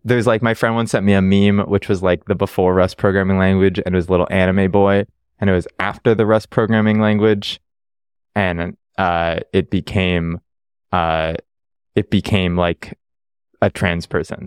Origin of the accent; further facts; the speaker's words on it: Toronto, Ontario, Canada; now in Vancouver, Canada; I grew up in Ontario, Toronto, the, the one city people know.